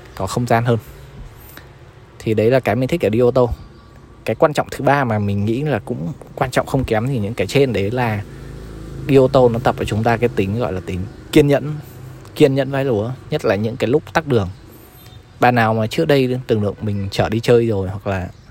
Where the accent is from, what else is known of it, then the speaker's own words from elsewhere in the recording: Hai Phong, Vietnam; now in Ho Chi Minh City, Vietnam; về quê mình về Hải Phòng